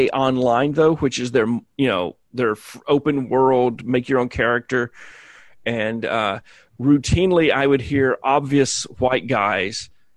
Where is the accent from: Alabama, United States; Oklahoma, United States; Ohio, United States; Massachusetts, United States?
Alabama, United States; moved away; I grew up in Alabama.